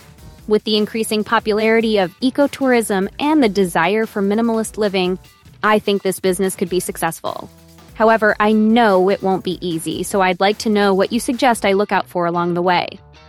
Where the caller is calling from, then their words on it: Tel Aviv, Tel Aviv District, Israel; I'm calling from Tel Aviv, Israel.